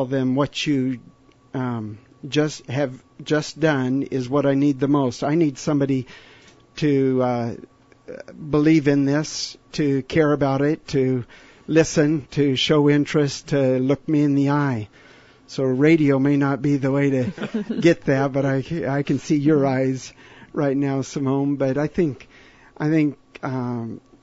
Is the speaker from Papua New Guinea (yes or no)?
yes; Papua New Guinea